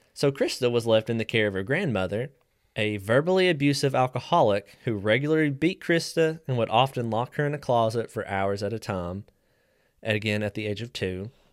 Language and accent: English; West Virginia, United States; moved away as an adult; now in Tennessee, United States; I'm a West Virginia transplant. I've only been here about ten years